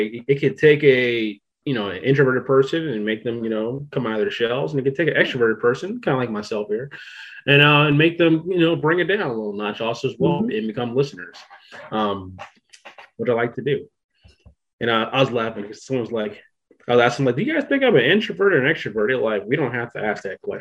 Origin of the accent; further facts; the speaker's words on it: Virginia, United States; I'm from Virginia